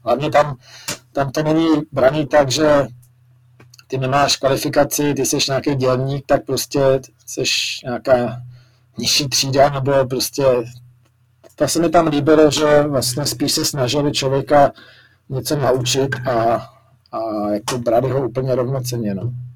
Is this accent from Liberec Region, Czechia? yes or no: yes; Jablonec nad Nisou, Liberec Region, Czechia; jsem vyrůstal v Jablonci, tak, nebo jsem se tam i narodil